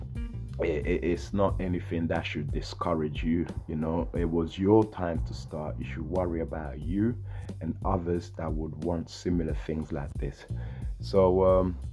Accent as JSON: {"language": "English", "region": "London", "country": "United Kingdom", "said": "I'm from London here, UK"}